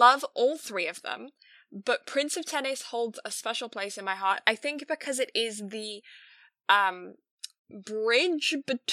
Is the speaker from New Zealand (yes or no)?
no; England, United Kingdom; I'm English